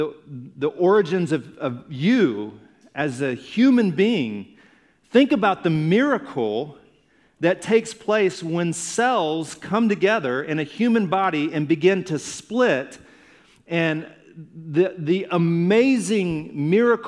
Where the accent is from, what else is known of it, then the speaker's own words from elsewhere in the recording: Alabama, United States; also born or lived in Indiana; Then we moved to Alabama. My growing up days were in Alabama. I claim Alabama as home.